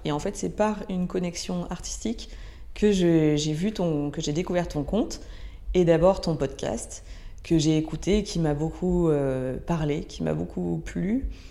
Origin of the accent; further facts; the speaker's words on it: Ardèche, Auvergne-Rhône-Alpes, France; j'ai grandi en Ardèche, dans un petit village euh, proche de la nature